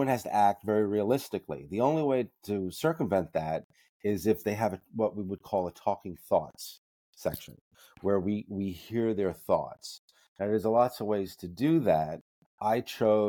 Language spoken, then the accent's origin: English; New York City, New York, United States; I grew up in the Bronx